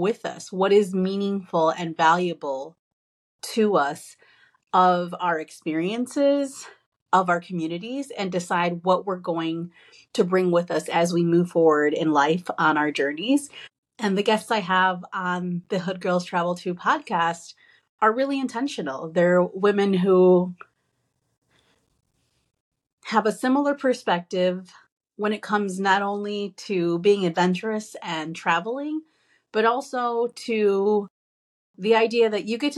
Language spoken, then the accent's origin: English; Chicago, Illinois, United States; I'm from Pilsen on the southwest side of Chicago